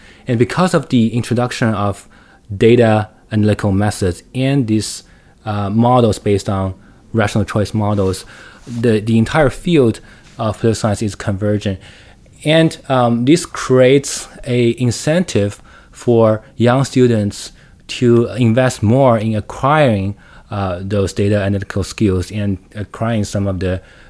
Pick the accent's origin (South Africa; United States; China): China; Shanghai; English is a second language; Like, just speaking of me, I grew up in Shanghai. I spent most of my time in the cities, well, and in universities and schools.